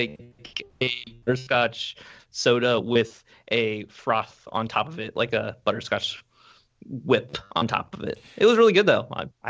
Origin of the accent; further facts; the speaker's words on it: Ohio, United States; I'm originally from Ohio.